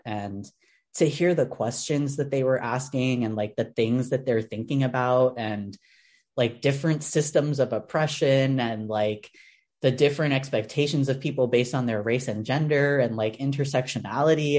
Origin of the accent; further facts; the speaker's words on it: New York City, New York, United States; As a New Yorker